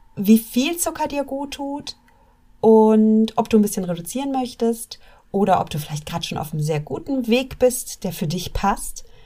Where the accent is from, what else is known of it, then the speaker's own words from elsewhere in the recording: Germany; wir Deutschen